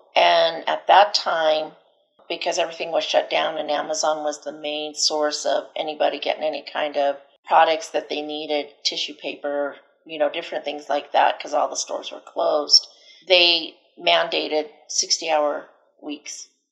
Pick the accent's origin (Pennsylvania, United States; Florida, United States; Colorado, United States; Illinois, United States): Colorado, United States; Delta; also born or lived in Denver, Colorado; I was born and raised here in Colorado. Um, I was born in Delta, and right out of high school, I moved to Denver.